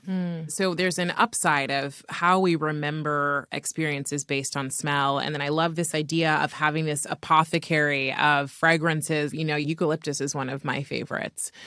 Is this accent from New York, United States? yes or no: no; California, United States; I grew up in California